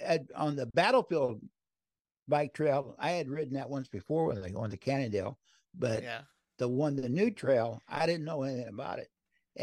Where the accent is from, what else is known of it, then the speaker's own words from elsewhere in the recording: Crownville, Illinois, United States; moved away; My old Schwinn, I used to ride in Crownville, Illinois. And I think we're going to take it up to Crownville, to my hometown.